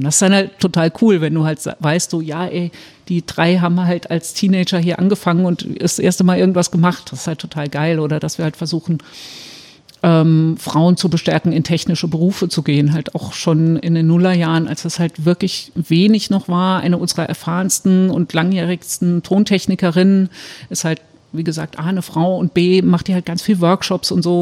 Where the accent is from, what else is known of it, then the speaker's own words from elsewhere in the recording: Saarbrücken, Saarland, Germany; in Saarbrücken, wo ich herkomme